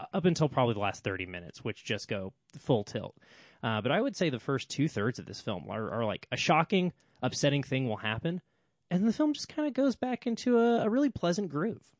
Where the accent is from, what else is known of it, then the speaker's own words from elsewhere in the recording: United States; me as an American